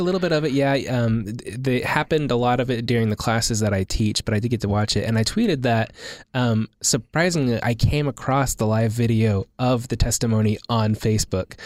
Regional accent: Oklahoma City, Oklahoma, United States; growing up in Oklahoma City

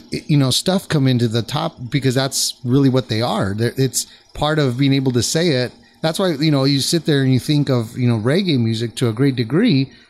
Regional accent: California, United States; Well, I mean, I'm from, I was born

